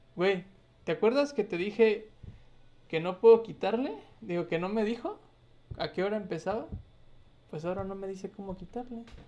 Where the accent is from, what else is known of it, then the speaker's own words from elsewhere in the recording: Jalpan, Mexico; moved away; a mi pueblo